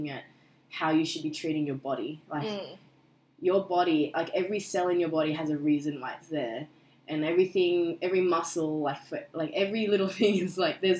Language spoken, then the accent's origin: English; Australia; I was born in Australia, but my background is Korean